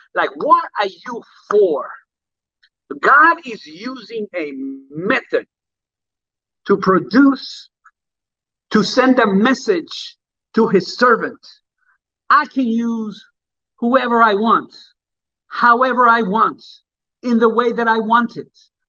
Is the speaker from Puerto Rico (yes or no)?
yes; Puerto Rico; also born or lived in Jamaica; I remember when I lived in Jamaica, that's the way people put white gloves on. And I remember when I came from Puerto Rico, and I remember in the church that I grew up in.